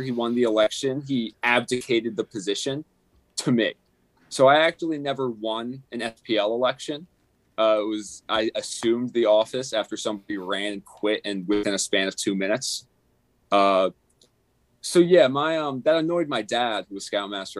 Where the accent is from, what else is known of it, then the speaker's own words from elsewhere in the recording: Sparta, New Jersey, United States; I'm from Northern New Jersey, the greatest state in all of the 50. Sparta, New Jersey